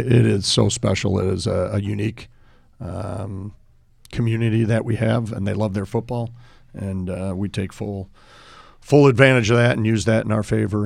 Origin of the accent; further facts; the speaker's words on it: Park Ridge, Illinois, United States; growing up in Park Ridge, uh, youngest of seven